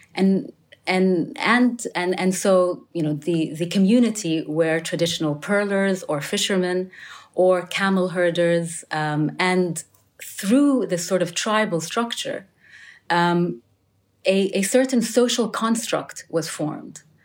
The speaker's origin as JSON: {"language": "English", "country": "United Arab Emirates", "said": "I'm from the United Arab Emirates"}